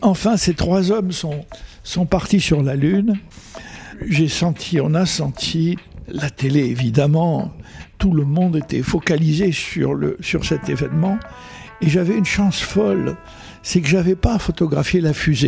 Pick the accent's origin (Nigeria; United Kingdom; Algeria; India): Algeria; first language Arabic; French is a second language; moved away; also born or lived in United States / France; quand j'étais gosse, 4 ans, 5, 6 ans. Mhm. Je jouais dans le bled et ma première langue, c'était l'arabe avec mes petits copains.